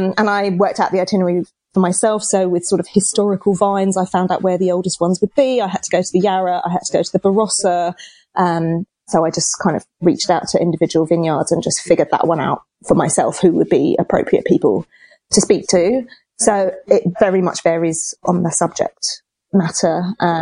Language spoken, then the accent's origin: English; England, United Kingdom; now in Australia; I'm English